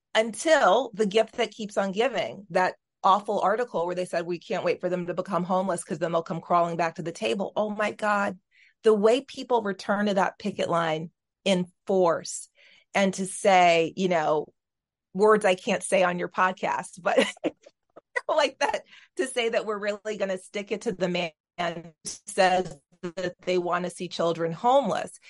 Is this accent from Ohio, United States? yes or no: no; Texas, United States; moved away; also born or lived in New York; that's where I was born and br-, bred